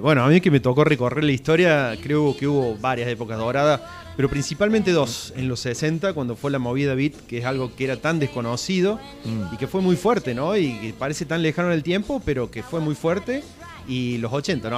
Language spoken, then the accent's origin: Spanish; Córdoba, Argentina; Yo nací en, barrio Talleres Oeste, allí en la zona cerca del Walmart, ¿no? En la claro. zona de los ferrocarriles